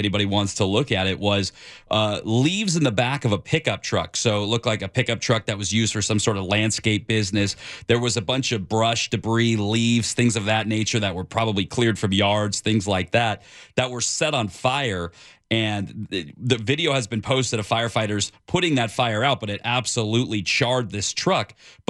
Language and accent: English; California, United States; You know, Ken, I grew up in Southern California, but I've only been doing news here the last couple of years.